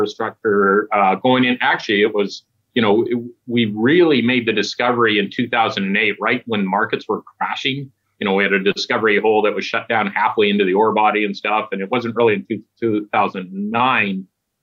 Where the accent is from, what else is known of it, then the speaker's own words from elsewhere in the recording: Stewart, British Columbia, Canada; my hometown of Stewart